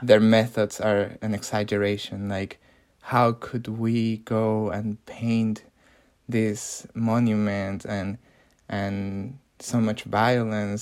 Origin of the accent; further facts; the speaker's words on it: Mexico City, Mexico; my hometown of Mexico City.